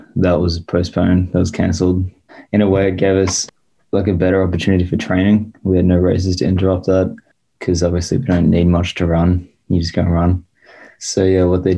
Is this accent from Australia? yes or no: yes; Australia; moved away as an adult; now in Madison, United States; from Australia